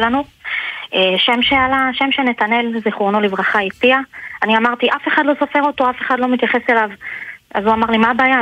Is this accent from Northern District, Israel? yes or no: no; Ashkelon, Southern District, Israel; גדלתי באשקלון, גם אני בשכונת עתיקות